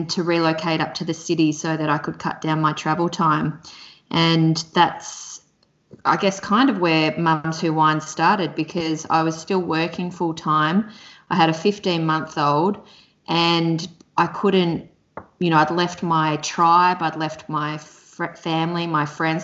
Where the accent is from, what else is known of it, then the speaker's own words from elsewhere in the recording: Mornington Peninsula, Victoria, Australia; also born or lived in Melbourne; I grew up down on the Mornington Peninsula I live in Victoria in Melbourne